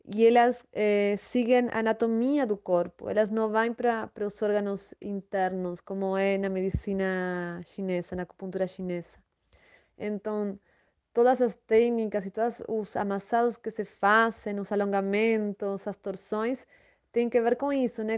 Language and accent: Portuguese; Buenos Aires, Argentina; Portuguese is a second language; moved away as an adult; now in Vale do Capão, Brazil; sou natural da Argentina, de Buenos Aires. Moro no Brasil faz sete anos